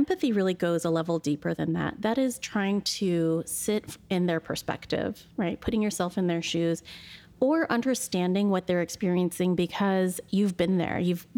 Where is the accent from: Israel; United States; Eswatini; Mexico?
United States; Pacific Northwest; And we're both born and raised in the Pacific Northwest.